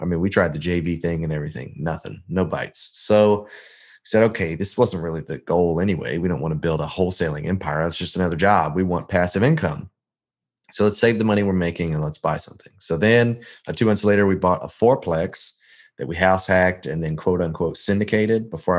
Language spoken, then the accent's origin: English; Memphis, Tennessee, United States; I am actually not from Indiana. I'm technically from Memphis. That's what I tell most folks. But my dad was in the military. We kind of lived a little bit everywhere. But Memphis is where we lived the longest.